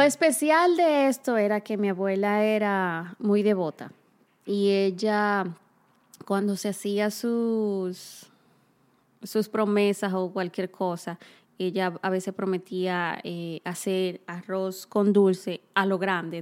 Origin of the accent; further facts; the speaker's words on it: Cibao, Dominican Republic; moved away; nosotras ambas somos dominicanas. Sí. Casualmente de la misma ciudad.